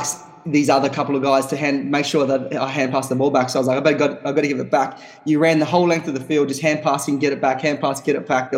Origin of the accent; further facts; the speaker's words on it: Darwin, Northern Territory, Australia; local, born and bred Darwinite